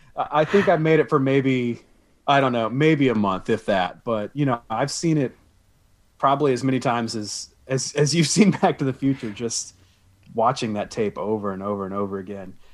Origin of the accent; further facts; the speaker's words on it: the South, United States; I was born and raised in the South, so beach music is a very big thing around here